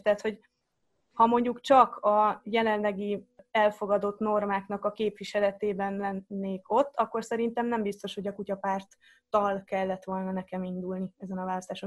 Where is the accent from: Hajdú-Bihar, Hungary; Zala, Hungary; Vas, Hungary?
Zala, Hungary; moved away; also born or lived in Netherlands; akkor Zalában laktunk egy picike faluban